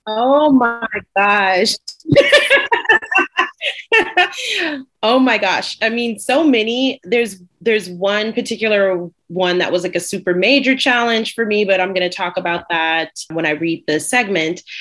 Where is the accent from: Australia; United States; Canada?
United States; an American born Black